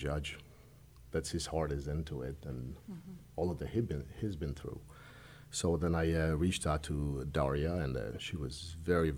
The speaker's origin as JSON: {"language": "English", "country": "Albania", "tie": "born or raised there", "also_born_or_lived": "New York / New Jersey / Longview, Texas / Tyler, Texas", "moved": "yes", "lives_now": "Conroe, United States", "said": "we grew up in Albania, and of course in the communist regime."}